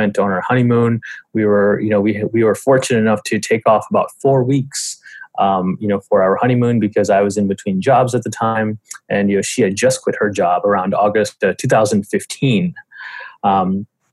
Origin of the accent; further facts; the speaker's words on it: Atlanta, Georgia, United States; moved away as an adult; also born or lived in India; now in New York, United States; I moved to the U.S. I grew up in Atlanta